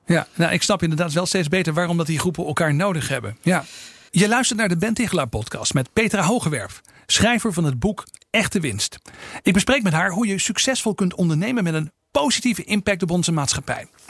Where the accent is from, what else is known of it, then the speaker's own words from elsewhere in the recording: Netherlands; we al gauw als Nederlanders